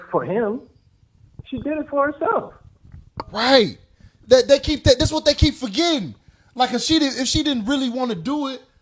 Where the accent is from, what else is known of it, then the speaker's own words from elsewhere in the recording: Detroit, Michigan, United States; I'm from Detroit, man.